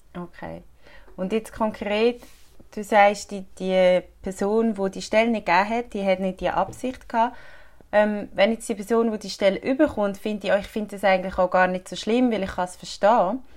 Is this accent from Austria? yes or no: no; Switzerland; bei uns in der Schweiz